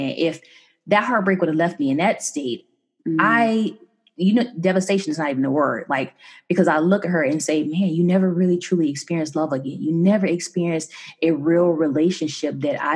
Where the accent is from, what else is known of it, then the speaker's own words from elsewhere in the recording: Chicago, Illinois, United States; I'm from Chicago